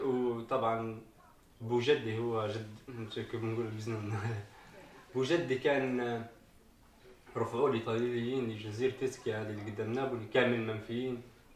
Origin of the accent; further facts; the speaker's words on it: Tripoli, Tripoli District, Libya; moved away as an adult; now in Italy; أنا من طرابلس